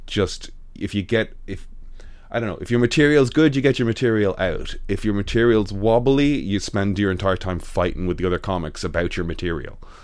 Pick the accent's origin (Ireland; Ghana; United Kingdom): Ireland; Dublin, Leinster; I'm from Dublin